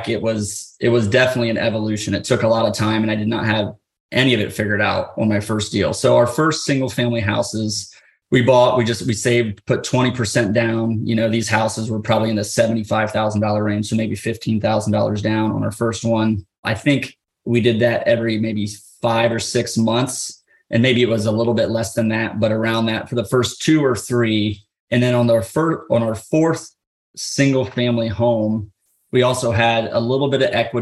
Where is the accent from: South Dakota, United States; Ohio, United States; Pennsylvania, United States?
Ohio, United States; We're from Ohio